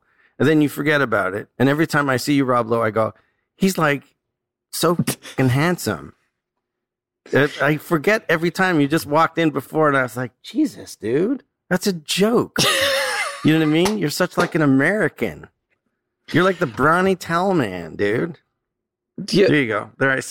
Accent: Canada; And then I start to get generous because I'm like Canadian.

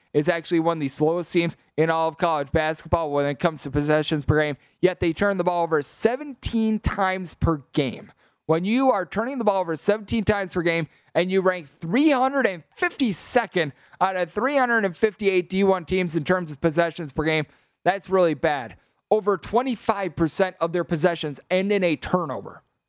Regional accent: Midwest, United States; as I am a gentleman from the Midwest

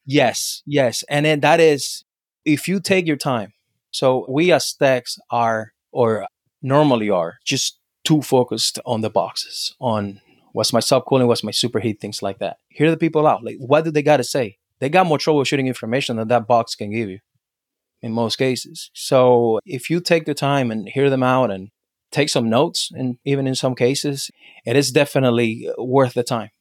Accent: Havana, Cuba; now in United States; I was born and raised in Cuba, in Havana

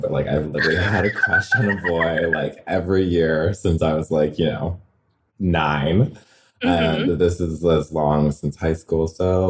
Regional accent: Redlands, California, United States; I'm from California. I'm from like closer to Palm Springs area, Redlands, California.

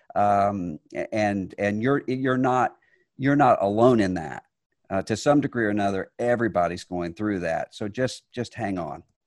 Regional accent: Mississippi, United States; I was from Mississippi

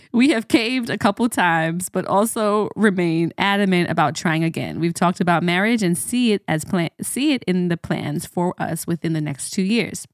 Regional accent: Jamaica; as a Jamaican, we say, "What do is done?"

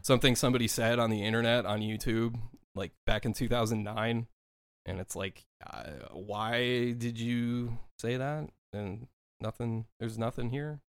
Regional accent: Minnesota, United States; moved away as an adult; I was born and raised in Minnesota for my first thirty-two years of my life

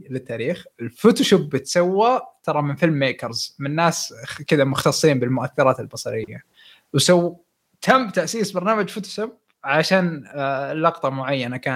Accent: Syria; now in Germany; من سوريا مقيم في المانيا

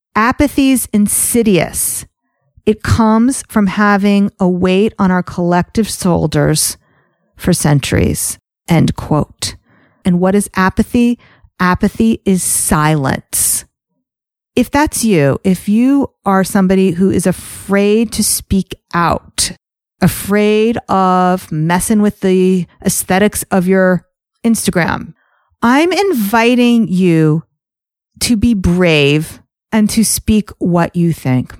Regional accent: United States; also born or lived in Teaneck, New Jersey; as an American Jew

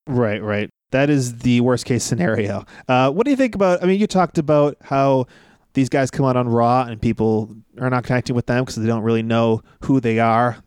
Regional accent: Northeast, United States; we are from the Northeast

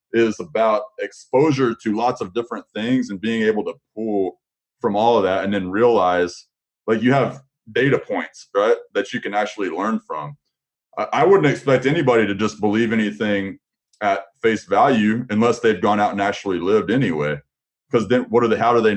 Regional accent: Amarillo, Texas, United States; now in Dallas-Fort Worth, United States; I was originally from the Panhandle area

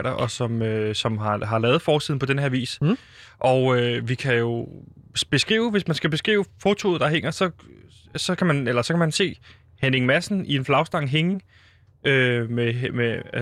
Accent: Copenhagen, Capital Region of Denmark, Denmark; Det må jeg bare sige øh, som københavner nu er vi her

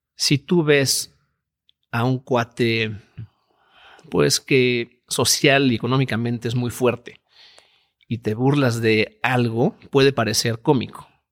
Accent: Mexico; mexicanos somos todos en la empresa

